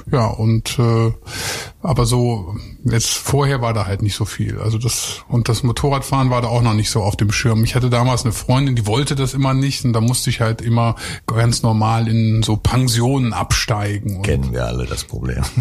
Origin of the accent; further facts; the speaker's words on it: Lower Saxony, Germany; Ja, also so ich komme ja eigentlich vom Bauernhof. Ich bin aus Niedersachsen und äh, da ist man immer nur an die Nordsee gefahren und nach Österreich.